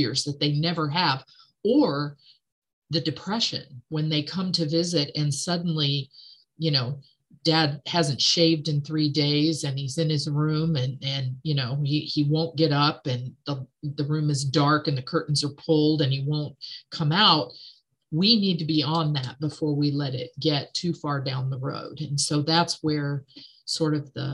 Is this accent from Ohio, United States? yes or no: yes; near Athens, Ohio, United States; I grew up in Athens, Ohio. I grew up not far from there.